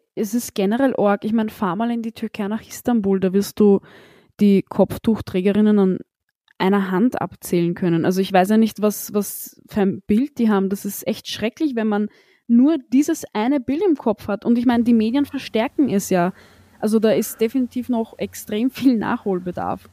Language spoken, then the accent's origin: German; Austria; ich bin in Österreich geboren